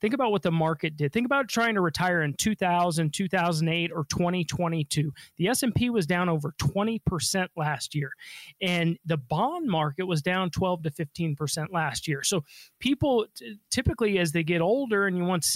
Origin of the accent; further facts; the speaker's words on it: Denver, Colorado, United States; I was born and raised in Denver.